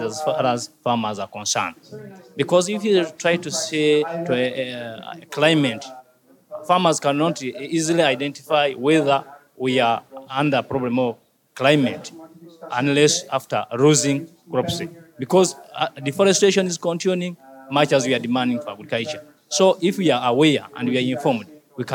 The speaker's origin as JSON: {"language": "English", "area": "Mityana District", "region": "Central Region", "country": "Uganda", "said": "from Africa, from East Africa, from Uganda, from Mityana District, from Manysabu County"}